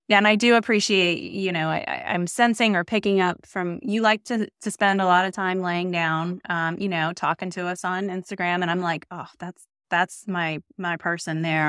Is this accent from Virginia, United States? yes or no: yes; Northern Virginia, United States; I grew up in Virginia, but I grew up in Northern Virginia